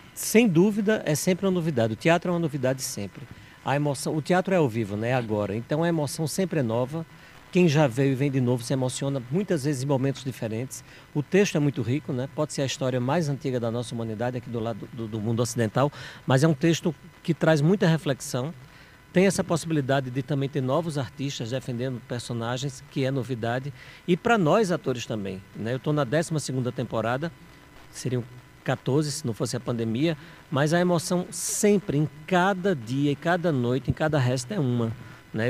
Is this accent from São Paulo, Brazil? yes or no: no; João Pessoa, Paraíba, Brazil; moved away; also born or lived in Recife, Pernambuco; Paraibano com muito orgulho